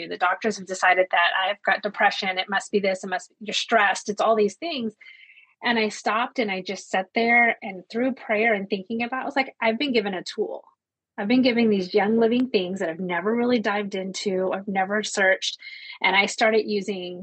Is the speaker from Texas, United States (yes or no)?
no; Ozark Mountains, Arkansas, United States; moved away as an adult; also born or lived in Bahrain / Japan; I also grew up in the Ozark Mountains. I'm from Arkansas initially, grew up barefoot